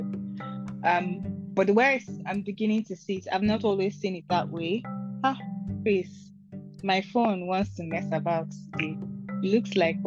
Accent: Nigeria; I am a Nigerian Igbo girl.

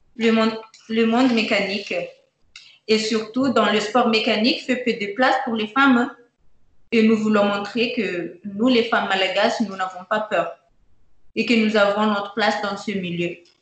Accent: Madagascar; je suis de Fenaratou

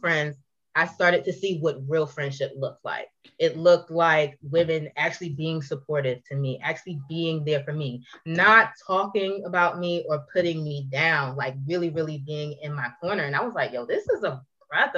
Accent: Philadelphia, Pennsylvania, United States

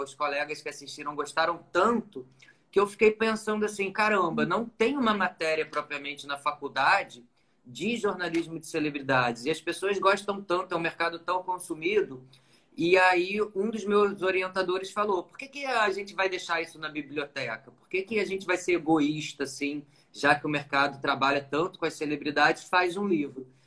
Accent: Nova Friburgo, Rio de Janeiro, Brazil; now in Rio de Janeiro, Brazil; eu sou de uma cidade do interior daqui do Rio, né? Nasci em Nova Friburgo

